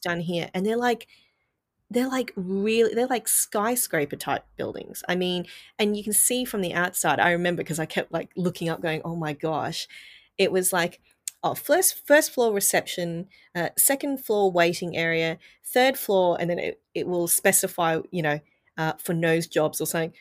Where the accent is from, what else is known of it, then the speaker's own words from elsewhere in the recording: Australia; I'm Asian growing up in Australia as a child